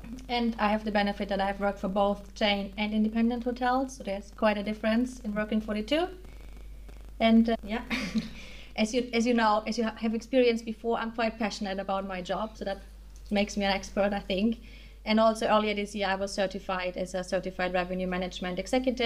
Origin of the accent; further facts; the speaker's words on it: Germany; accent: German; English is a second language; moved away as an adult; now in Netherlands; I am German, as you might hear from my accent.